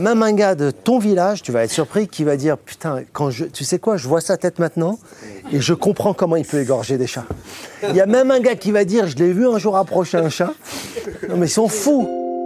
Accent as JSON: {"language": "French", "country": "Morocco", "said": "Je suis du Maroc"}